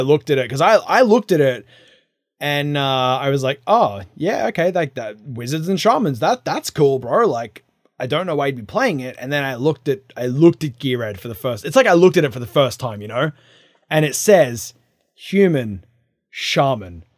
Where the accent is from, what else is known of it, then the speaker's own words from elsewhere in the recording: New South Wales, Australia; now in United States; I am from Australia